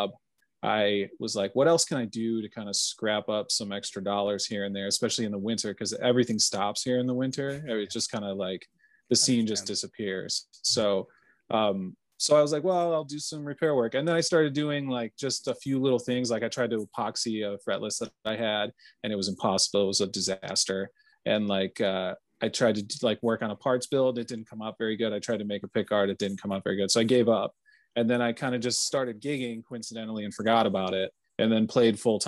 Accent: Arlington Heights, Illinois, United States; also born or lived in Elgin, Illinois; now in Chicago, United States; I was born in Elgin, Illinois. I was raised in Arlington Heights, so northwest suburbs of Chicago

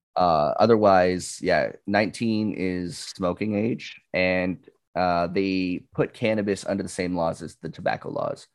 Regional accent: Canada; As a Canadian

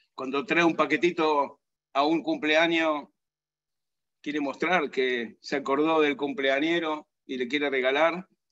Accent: Argentina; nací en Argentina

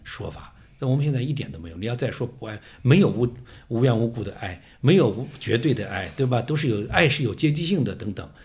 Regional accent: Wuhan, Hubei, China; 做出牺牲的是我们武汉人

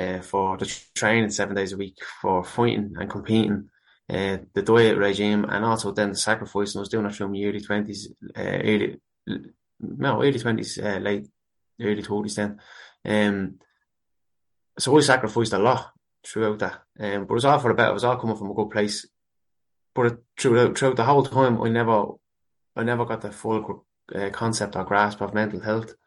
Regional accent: Dublin, Leinster, Ireland; Born and raised in Ballymun

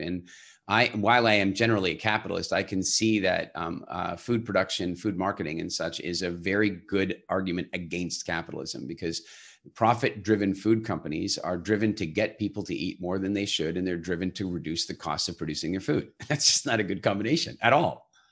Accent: United States; now in Halifax, Canada; I come from America

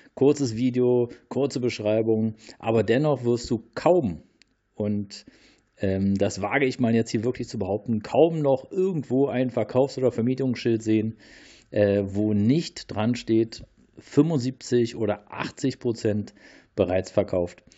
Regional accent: Berlin, Germany; in Großstädten wie Berlin, äh, hier meine, ähm, ja, meine Heimat

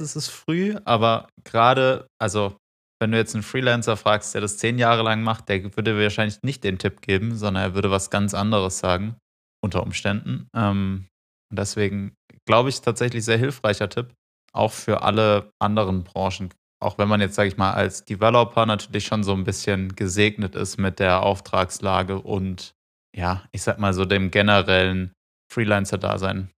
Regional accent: Freiburg, Baden-Württemberg, Germany; now in Munich, Germany; ich komme aus Freiburg

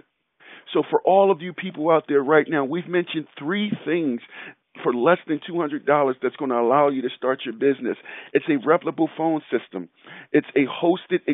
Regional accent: Philadelphia, Pennsylvania, United States; growing up in Philadelphia

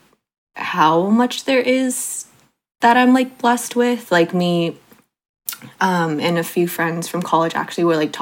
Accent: South Bay, California, United States; moved away as an adult; now in East Bay, United States; I grew up in the South Bay, and then now I'm in the East Bay

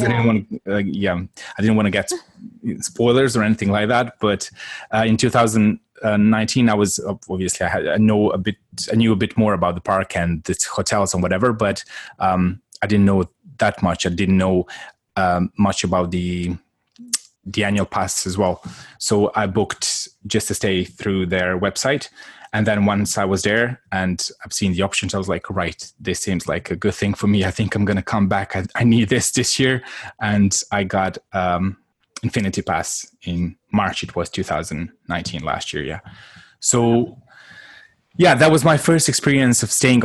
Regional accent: Croatia; moved away; I'm from Croatia originally

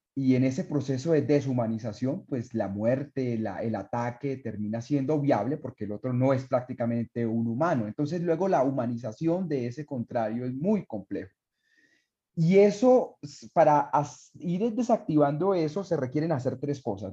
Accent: Colombia; lo que estamos viviendo nosotros en Colombia

